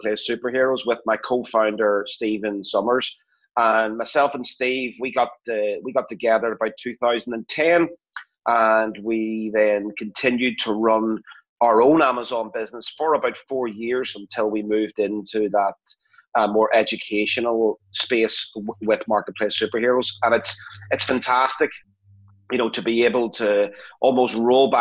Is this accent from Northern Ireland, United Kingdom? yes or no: yes; Belfast, Northern Ireland, United Kingdom; I am from Belfast in Northern Ireland